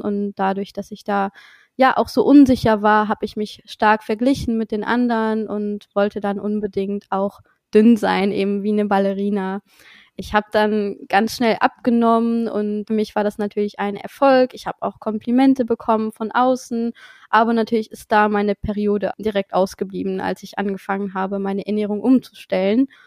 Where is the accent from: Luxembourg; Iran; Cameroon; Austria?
Luxembourg; moved away as an adult; now in Cologne, Germany; ich komme ursprünglich aus Luxemburg, wie vielleicht schon einige wissen, und wohne aber mittlerweile seit zweieinhalb Jahren in Köln